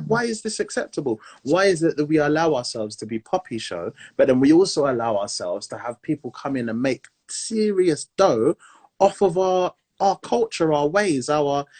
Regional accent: Montserrat; I'm from Montserrat

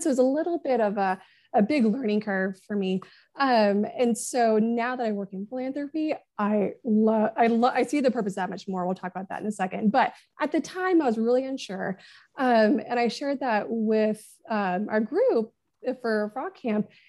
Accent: Northwest Arkansas, United States; moved away as an adult; I'm from out of state. I'm from Northwest Arkansas

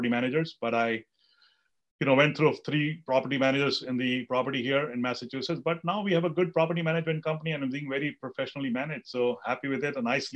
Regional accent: India; I grew up in India

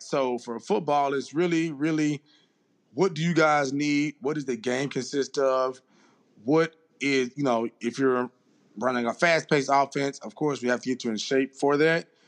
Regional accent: Jackson, Mississippi, United States; I'm originally from Jackson, Mississippi

